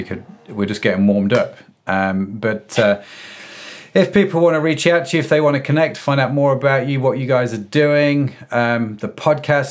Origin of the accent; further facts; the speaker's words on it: Derby, East Midlands, United Kingdom; moved away; I'm a boy from Derby